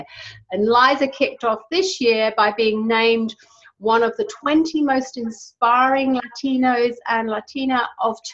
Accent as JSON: {"language": "English", "region": "England", "country": "United Kingdom", "moved": "yes", "lives_now": "New Zealand", "said": "I'm English. I live in New Zealand."}